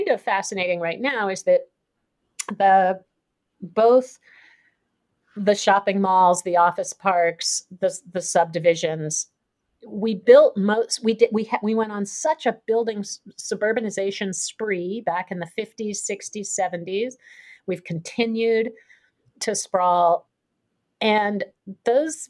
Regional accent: Princeton, New Jersey, United States; the town I grew up in, Princeton

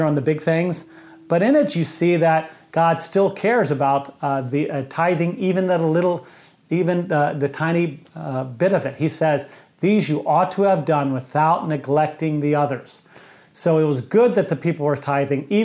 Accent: United States; as an American

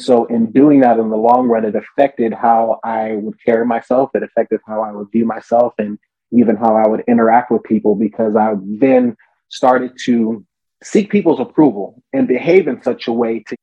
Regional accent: Southern California, United States; I was born and raised here in SoCal.

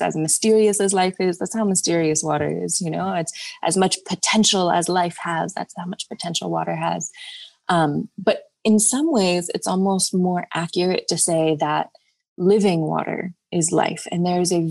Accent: United States; also born or lived in Virginia; I grew up in Georgia and Virginia

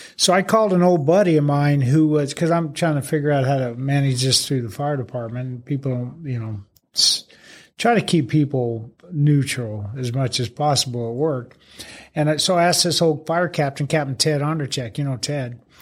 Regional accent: Phoenix, Arizona, United States; moved away as an adult; West Phoenix. Yeah, right in the Maryvale area

